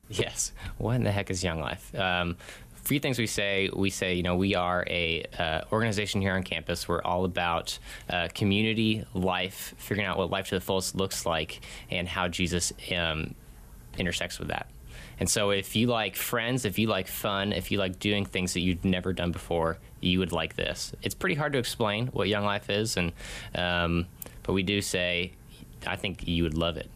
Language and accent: English; Connecticut, United States; moved away as an adult; also born or lived in Arizona; Grew up in Connecticut, over on the East Coast